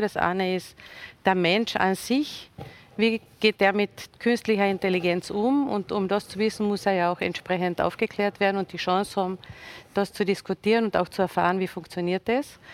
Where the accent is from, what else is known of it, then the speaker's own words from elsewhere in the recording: Villach, Carinthia, Austria; komme ich aus Villach mit den großen Industriebetrieben